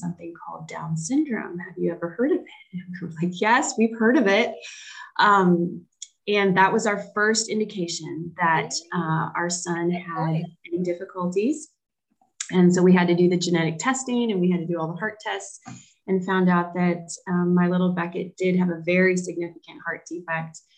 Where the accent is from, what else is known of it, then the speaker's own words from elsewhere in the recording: the South, United States; now in Charlotte, United States; I grew up in the South. I've lived in the South most of my life.